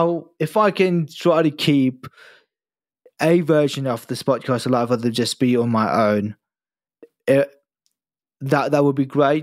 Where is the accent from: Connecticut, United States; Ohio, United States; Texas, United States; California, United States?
Texas, United States; born there; I was born in Texas, so I'm an American citizen. So yes, my country is United States of America.